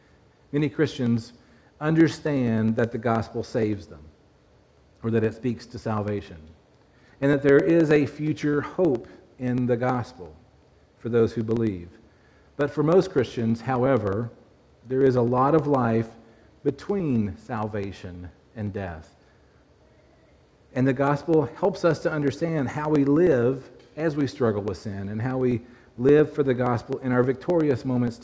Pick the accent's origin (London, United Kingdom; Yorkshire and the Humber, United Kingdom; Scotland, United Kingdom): Scotland, United Kingdom; Glasgow; moved away; So I grew up in Glasgow. Many of you know that, and don't hold it against me.